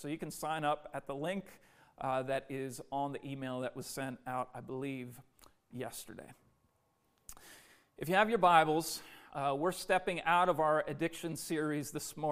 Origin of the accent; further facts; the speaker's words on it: Minneapolis, Minnesota, United States; now in Philadelphia, United States; my hometown of Minneapolis